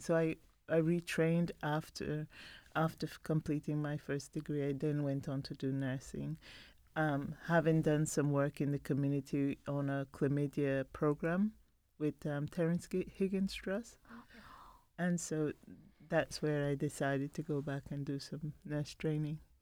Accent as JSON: {"language": "English", "country": "Belize", "tie": "born or raised there", "moved": "yes", "lives_now": "London, United Kingdom", "said": "I was born in Belize"}